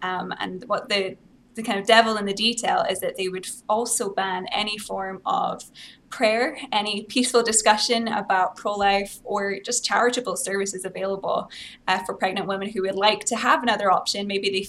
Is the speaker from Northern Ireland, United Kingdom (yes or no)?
no; Scotland, United Kingdom; accent: Scottish; If I think about it, I can put on my Scottish accent. Sometimes if I'm on TV in Scotland, I'll speak like that.